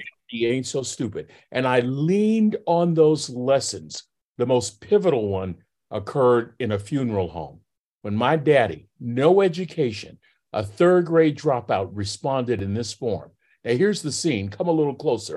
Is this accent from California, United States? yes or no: yes; Vallejo, California, United States; now in Texas, United States; Bobby and I grew up in Vallejo, California